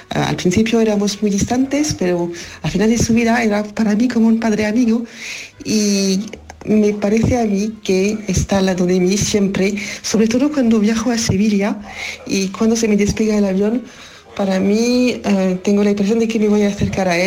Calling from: France; de Francia.

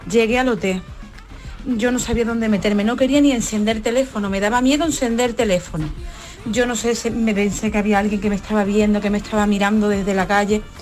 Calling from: Seville, Andalusia, Spain; Pues mira, yo soy … de Sevilla.

